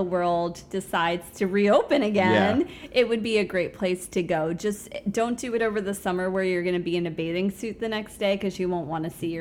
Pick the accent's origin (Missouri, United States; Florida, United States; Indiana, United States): Florida, United States; Fort Lauderdale area, South; also born or lived in Bronx, New York; I moved to South Florida when I was 5 and did all my schooling down there